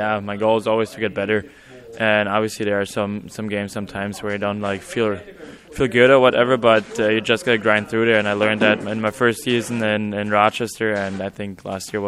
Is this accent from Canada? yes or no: no; Germany; moved away as an adult; I'm always proud to play for my home country